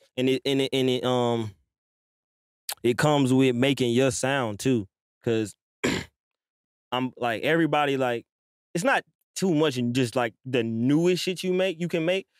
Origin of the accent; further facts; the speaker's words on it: Atlanta, Georgia, United States; also born or lived in New York / Stone Mountain / Lithonia / Harlem; I was born in New York. I was raised in Atlanta, though. I'm still, like, Stone Mountain, Latonia